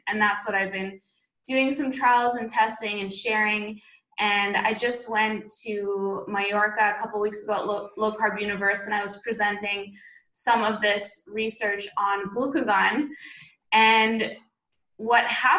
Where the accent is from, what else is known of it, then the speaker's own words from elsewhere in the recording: Beijing, China; also born or lived in Vancouver, Canada; And I'm originally Canadian from Vancouver, BC. That's where I went to university. And I grew up overseas. I grew up mostly in China, actually.